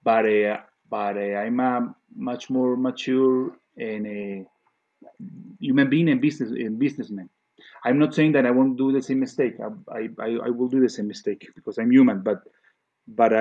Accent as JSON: {"language": "English", "town": "Cali", "region": "Valle del Cauca", "country": "Colombia", "tie": "born or raised there", "moved": "yes", "said": "It connects me with my Colombian heritage. I was born in Cali. In Cali, it's a very strong salsa place"}